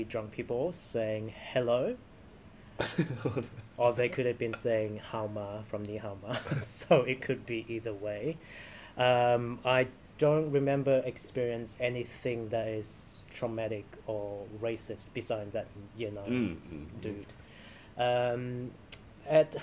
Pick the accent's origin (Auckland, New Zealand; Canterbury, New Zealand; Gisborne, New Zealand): Canterbury, New Zealand; Christchurch; people of our generation growing up in Christchurch